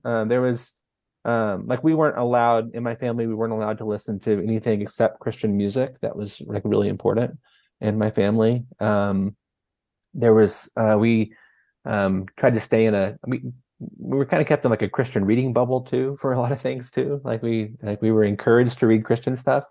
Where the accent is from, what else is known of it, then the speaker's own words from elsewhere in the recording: North Texas, United States; moved away; I'm from North Texas originally, and little town of like seven hundred people